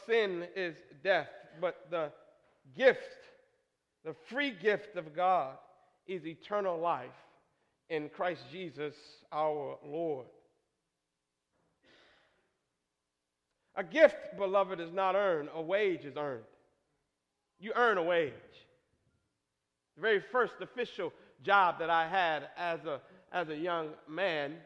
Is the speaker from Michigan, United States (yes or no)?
yes; Michigan, United States; Growing up in Michigan, it snowed usually by November 13th.